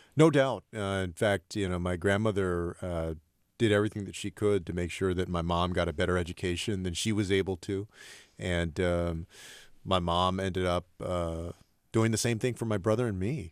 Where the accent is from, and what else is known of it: Texas, United States; born or raised there